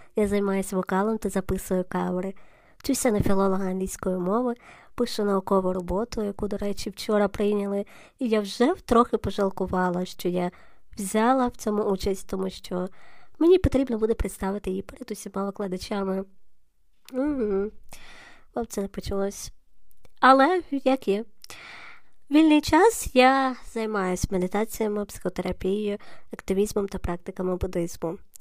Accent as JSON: {"language": "Ukrainian", "town": "Lviv", "region": "Lviv Oblast", "country": "Ukraine", "said": "я львів'янка"}